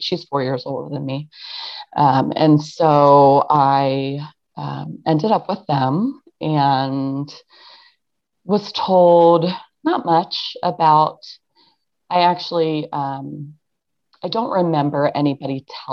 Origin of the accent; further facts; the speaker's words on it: Ohio, United States; also born or lived in Pennsylvania; I was adopted into a family in Ohio, but we were right across the border from Pennsylvania